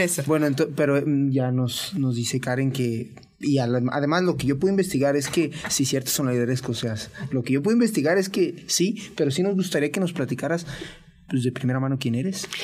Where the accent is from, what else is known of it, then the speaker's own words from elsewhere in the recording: Mexico; soy de México